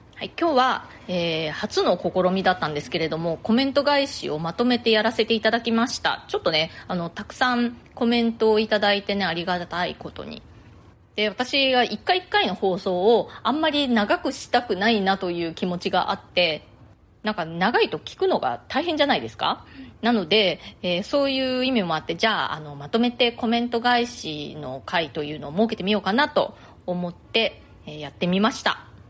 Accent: Nagasaki, Japan; now in New York, United States; 私ね、あの、出身が長崎なんですよ

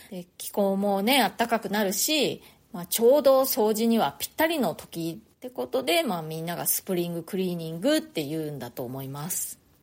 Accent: Japan; moved away as an adult; now in New York, United States; 私は日本で生まれ育ったので

